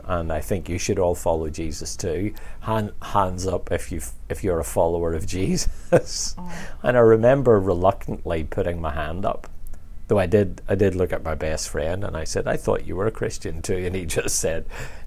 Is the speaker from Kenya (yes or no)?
no; just outside Belfast, Northern Ireland, United Kingdom; I grew up just outside Belfast